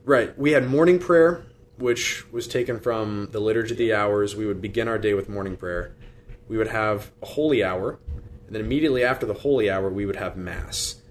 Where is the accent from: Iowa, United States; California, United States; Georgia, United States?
Iowa, United States; Des Moines; born and raised in Des Moines, went to Dowling Catholic High School.